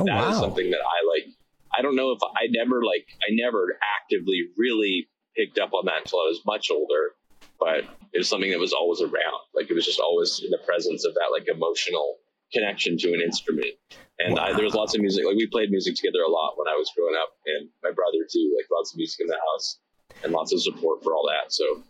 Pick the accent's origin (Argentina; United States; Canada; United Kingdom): Canada; Victoria, British Columbia; Like, I'm from Victoria, BC, so there's lots of like cover music that happens there